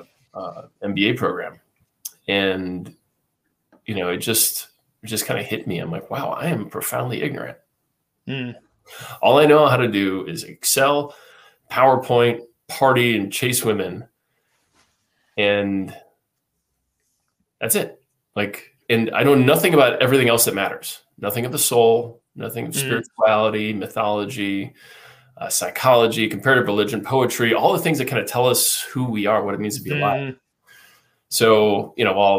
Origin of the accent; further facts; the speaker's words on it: United States; I was raised in the United States